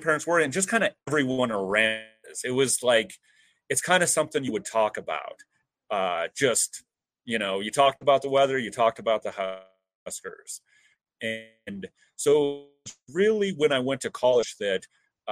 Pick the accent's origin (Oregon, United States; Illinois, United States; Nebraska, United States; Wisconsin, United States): Nebraska, United States; between Paxton and Sutherland; also born or lived in Lincoln, Nebraska; I grew up on a farm outside of in between Paxton and Sutherland, Nebraska